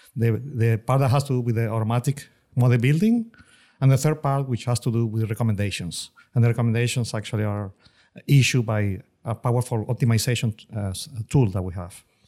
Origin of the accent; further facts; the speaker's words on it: Venezuela; moved away as an adult; also born or lived in Austin, Texas; now in Houston, United States; career in Venezuela. That's my home country.